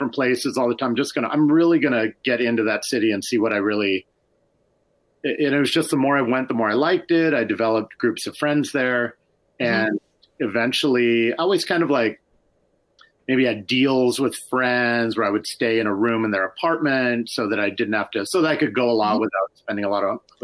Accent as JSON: {"language": "English", "town": "Seattle", "region": "Washington", "country": "United States", "tie": "born or raised there", "said": "I grew up on Capitol Hill"}